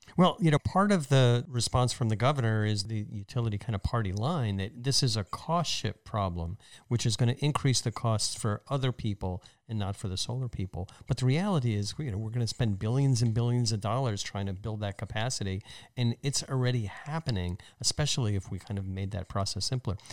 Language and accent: English; New Jersey, United States; my home state's university